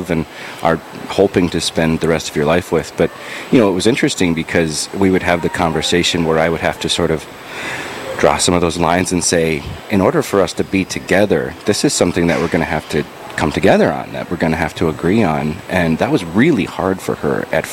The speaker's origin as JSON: {"language": "English", "town": "Dickinson", "region": "North Dakota", "country": "United States", "tie": "born or raised there", "also_born_or_lived": "Bismarck, North Dakota", "said": "I grew up here in Dickinson, North Dakota. I was born in Bismarck, moved here very shortly after."}